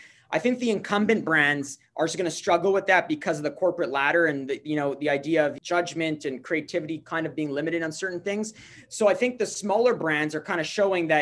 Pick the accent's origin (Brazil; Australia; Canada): Canada; Montreal, Quebec; I'm from Montreal. I live here in Montreal